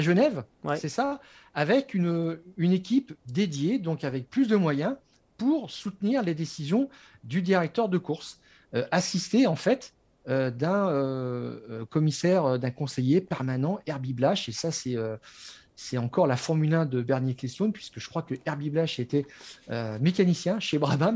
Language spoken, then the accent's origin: French; France; je suis Français